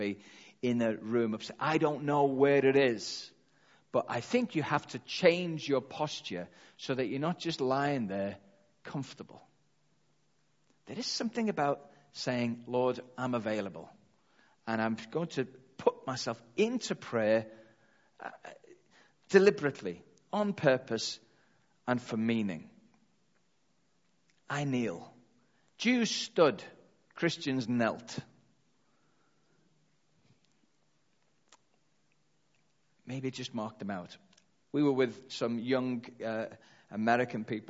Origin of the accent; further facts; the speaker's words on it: Liverpool, North West England, United Kingdom; I'm from Liverpool, that's what we say, calm down